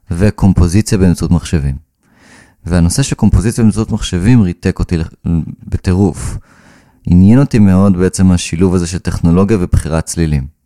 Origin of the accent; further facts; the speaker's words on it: Karmiel, Northern District, Israel; ניגנתי כינור אה, חמש שנים. בקונסרבטוריון איפה, ש... איפה שגדלתי בכרמיאל.